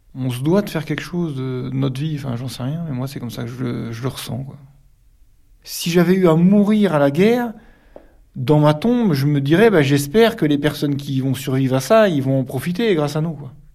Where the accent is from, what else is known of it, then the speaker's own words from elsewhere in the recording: Calvados, near Villers-Bocage, Normandy, France; moved away as an adult; now in Perche, France; Je suis du Calvados, pas loin de Villers-Bocage